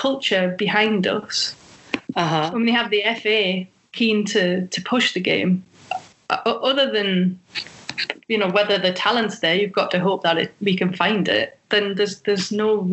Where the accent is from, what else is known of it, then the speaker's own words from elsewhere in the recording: England, United Kingdom; we're English and we have that rivalry with Germany